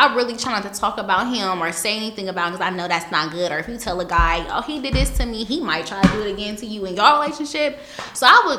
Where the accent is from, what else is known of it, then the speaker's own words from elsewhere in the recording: Columbus, Ohio, United States; I'm from Columbus, and I'm a cosmetologist here in the city.